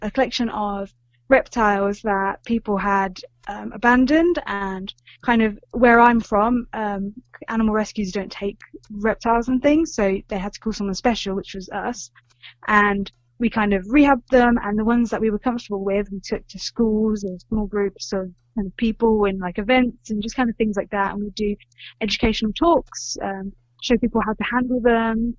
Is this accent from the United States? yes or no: no; England, United Kingdom; I'm from England.